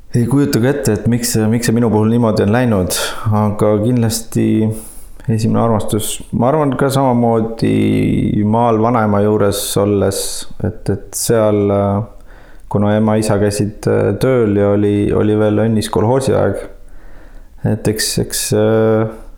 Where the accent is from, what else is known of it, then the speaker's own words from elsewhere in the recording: Saare County, Estonia; tõepoolest ma olen Saaremaalt pärit ja, ja selles mõttes oli väga tore ja õnnelik lapsepõlv